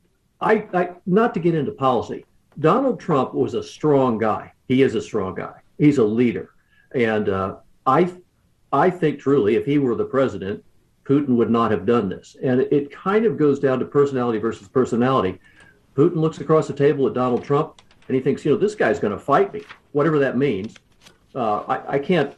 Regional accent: Indianapolis, Indiana, United States; I'm from Indianapolis, Indiana

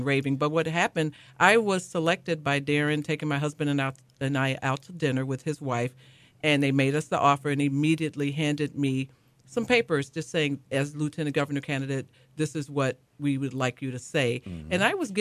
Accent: Chicago, Illinois, United States; accent: Chicago; also born or lived in DuPage County, Illinois; My accent is a Chicago accent. I was raised on the west side of Chicago

